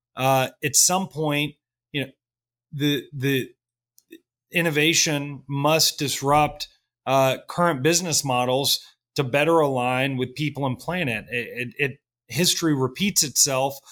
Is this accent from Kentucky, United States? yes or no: yes; Kentucky, United States; moved away as an adult; also born or lived in New York City / Washington, D.C.; I grew up in Kentucky